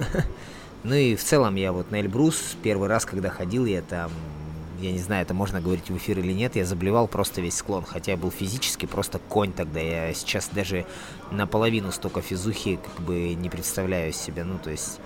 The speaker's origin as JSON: {"language": "Russian", "region": "Siberia", "country": "Russia", "tie": "born or raised there", "moved": "yes", "lives_now": "Magadan Oblast, Russia", "said": "я сам родом из Сибири"}